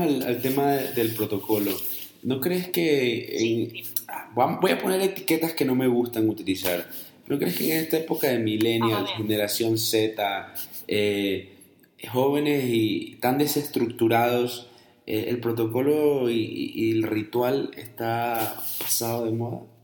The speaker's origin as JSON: {"language": "Spanish", "town": "Guayaquil", "region": "Guayas", "country": "Ecuador", "also_born_or_lived": "Colombia / United States", "moved": "yes", "lives_now": "Guadalajara, Mexico", "said": "yo vivo en Guadalajara, yo soy ecuatoriano y yo soy de Guayaquil además"}